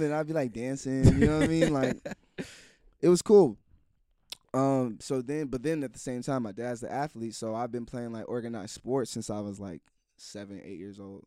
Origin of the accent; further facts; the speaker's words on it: Silver Spring, Maryland, United States; I'm from the Silver Spring, Maryland, D N V area